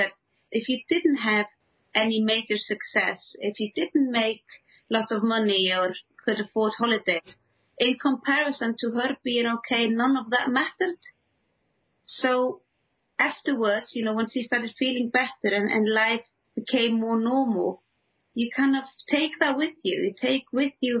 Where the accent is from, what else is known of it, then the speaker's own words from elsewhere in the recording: Iceland; moved away; also born or lived in England; when I moved back to the Icelandic countryside